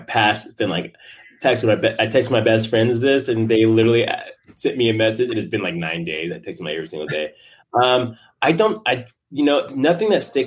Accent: Tucson, Arizona, United States

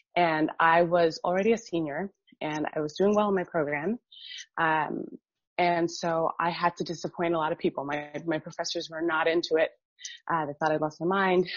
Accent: Miami, Florida, United States; I grew up in Miami and Miami is super diverse

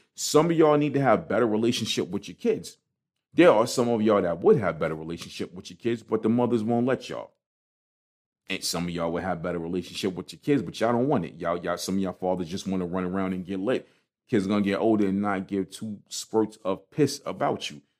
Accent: New York City, New York, United States; I'm from Brooklyn

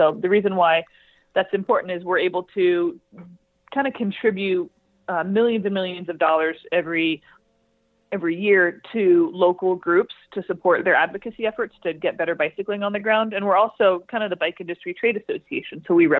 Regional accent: California, United States; I'm from California.

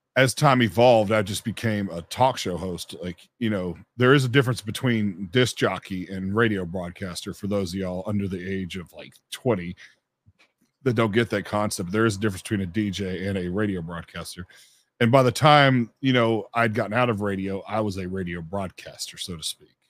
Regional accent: Memphis, Tennessee, United States; I'm from Memphis, Tennessee

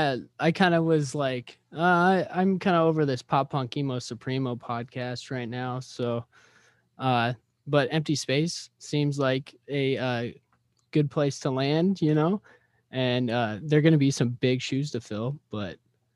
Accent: Des Moines, Iowa, United States; also born or lived in Cheyenne, Wyoming; I was born in Cheyenne, Wyoming. And then I moved to Des Moines when I was about 3 years old and have been here like my whole life.

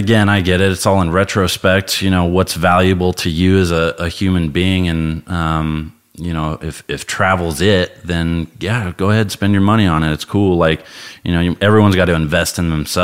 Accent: Colorado, United States; moved away as an adult; also born or lived in Imperial Beach, California; growing up in Colorado

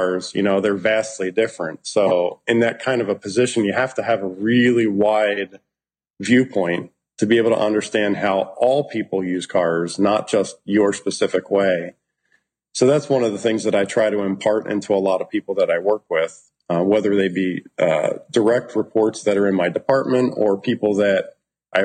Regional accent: distant suburbs of Philadelphia, southeastern Pennsylvania, United States; I grew up in Pennsylvania, southeastern Pennsylvania. I like to say distant suburbs of Philadelphia

